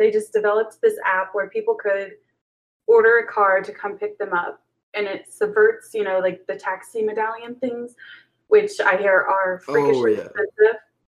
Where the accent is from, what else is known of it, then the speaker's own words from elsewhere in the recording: Indiana, United States; I'm not from Ohio.